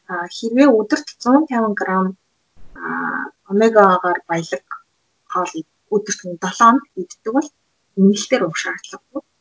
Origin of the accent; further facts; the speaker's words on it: Mongolia; Монгол хүний хувьд